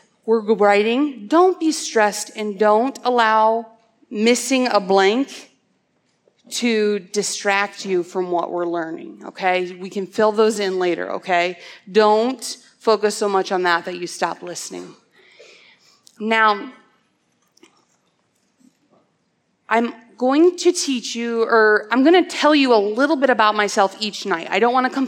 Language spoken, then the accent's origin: English; Cedar Falls, Iowa, United States; also born or lived in Ankeny, Iowa / Dysart, Iowa; I grew up in Cedar Falls, Iowa